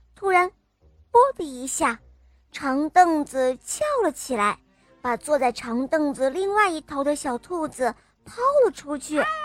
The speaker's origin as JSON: {"language": "Chinese", "town": "Shenzhen", "region": "Guangdong", "country": "China", "said": "今年我五岁呢，我来自深圳"}